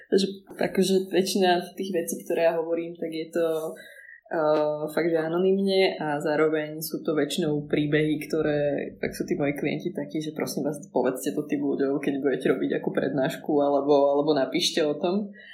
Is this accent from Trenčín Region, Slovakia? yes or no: yes; Prievidza, Trenčín Region, Slovakia; now in Bratislava, Slovakia; ja som hlavne z Prievidze